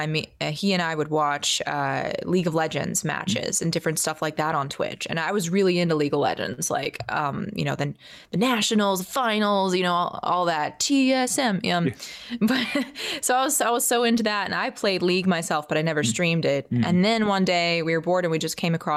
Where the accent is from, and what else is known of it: Atlanta, Georgia, United States; born or raised there; also born or lived in Virginia